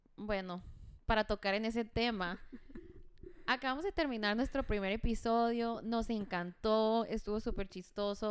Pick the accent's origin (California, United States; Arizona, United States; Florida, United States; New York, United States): Arizona, United States; Douglas; moved away as an adult; also born or lived in Phoenix, Arizona; now in Hermosillo, Mexico; yo nací en Douglas, pero viví 12 años en Phoenix y tengo un año en Hermosillo